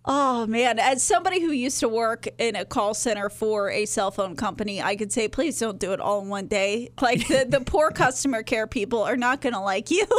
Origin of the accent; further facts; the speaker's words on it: Texas, United States; I'm from Texas